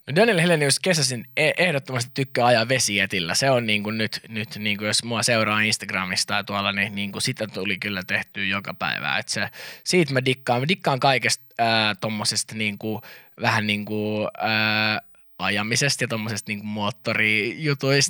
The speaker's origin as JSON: {"language": "Finnish", "country": "Finland", "said": "mä oon Suomesta."}